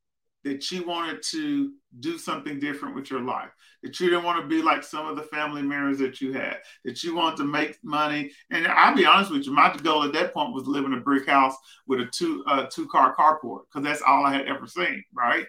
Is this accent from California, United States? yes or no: no; Prescott, Arkansas, United States; moved away as an adult; also born or lived in Fayetteville, Arkansas; I grew up in Prescott, Arkansas, down south, almost in Texas.